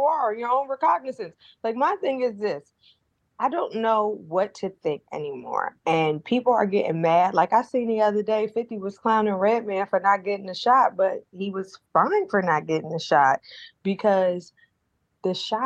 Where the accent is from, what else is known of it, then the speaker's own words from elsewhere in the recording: New Jersey, United States; I'm from Jersey